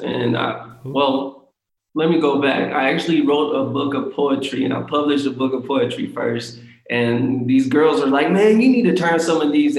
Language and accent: English; Kansas, United States; now in Los Angeles, United States; I moved to LA. Yeah. I'm from Kansas originally, but I moved to LA and I wanted to act.